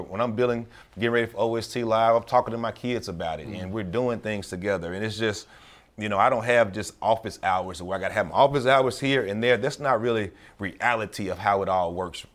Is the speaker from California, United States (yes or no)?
no; Memphis, Tennessee, United States; born or raised there; moved away as an adult